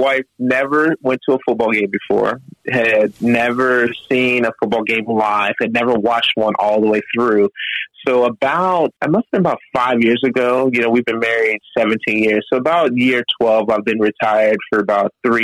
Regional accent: Florence, Kentucky, United States; I actually grew up in Florence, Kentucky

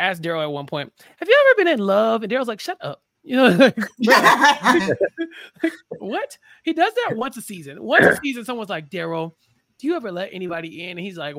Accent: United States; I'm American made

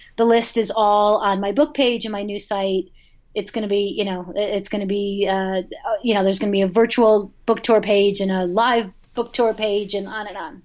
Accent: Boulder, Colorado, United States; the Boulder Bookstore, my hometown

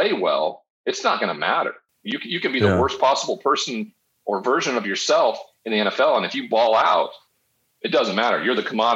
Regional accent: Montana, United States; moved away as an adult; I'm from Montana. I'm the only first round draft pick ever from the state of Montana.

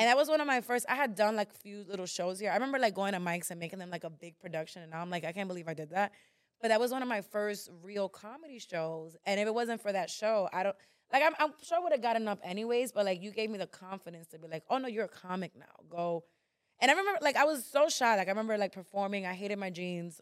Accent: New York, United States; I was born in New York

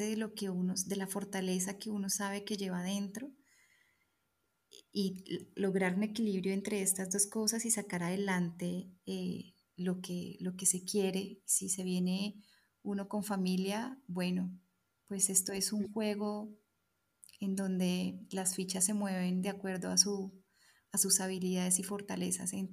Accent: Colombia; moved away as an adult; nos vinimos desde Colombia con la idea clara de quedarnos. Y estamos en el camino migratorio en este momento.

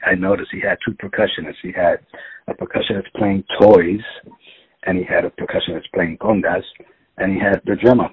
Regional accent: New York City, New York, United States; I'm from the Bronx

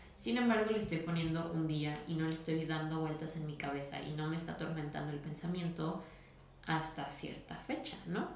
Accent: Guadalajara, Jalisco, Mexico; soy de Guadalajara

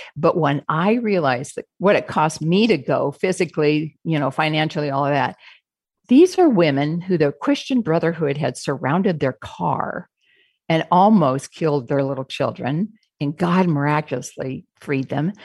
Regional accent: Phoenix, Arizona, United States; We're from Phoenix, Arizona

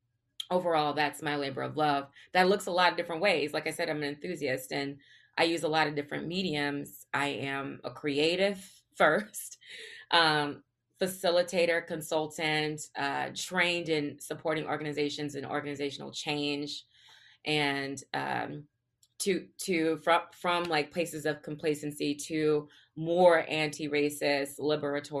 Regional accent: the South, United States; I grew up in the South

